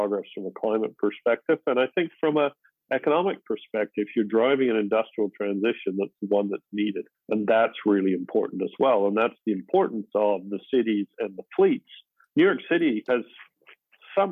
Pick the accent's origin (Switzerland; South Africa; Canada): Canada; also born or lived in England; We didn't own a car when I was growing up. We emigrated from England, and Canada's winters were so bad